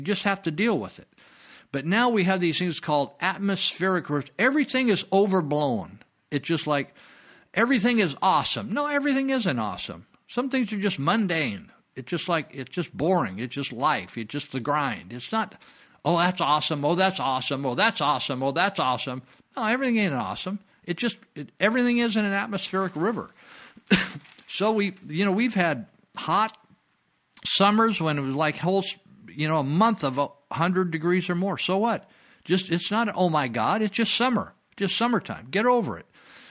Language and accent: English; California, United States; I was born and raised up here in Northern California in Yuba County.